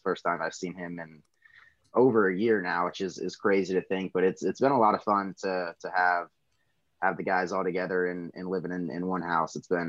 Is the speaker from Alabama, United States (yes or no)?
yes; Alabama, United States; I was born and raised in Alabama.